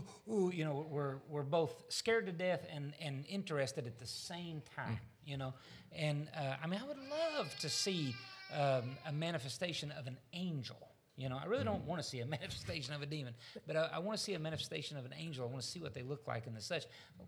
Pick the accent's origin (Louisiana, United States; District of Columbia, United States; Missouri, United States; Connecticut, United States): Missouri, United States; I'm from Missouri. I'm going to have to see one.